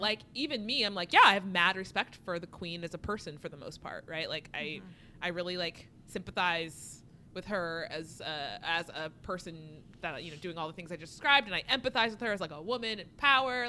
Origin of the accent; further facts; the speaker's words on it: United States; as an American